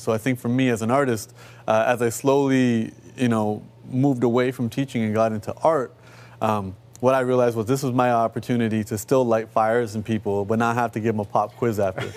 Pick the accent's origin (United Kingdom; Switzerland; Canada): Canada; Toronto, Ontario; I come from Rexdale, uh, you know, which is one of our urban neighborhoods